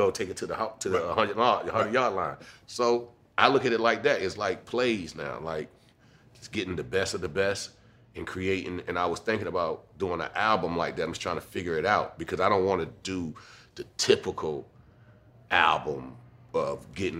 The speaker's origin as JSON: {"language": "English", "region": "Virginia", "country": "United States", "said": "I'm from Virginia."}